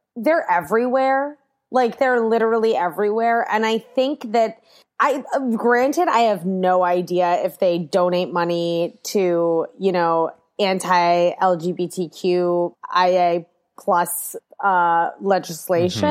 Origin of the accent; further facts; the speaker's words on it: Washington, District of Columbia, United States; I grew up in D C